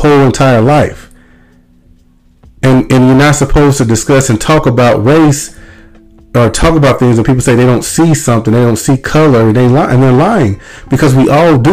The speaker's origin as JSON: {"language": "English", "region": "Mississippi", "country": "United States", "said": "I'm from Mississippi"}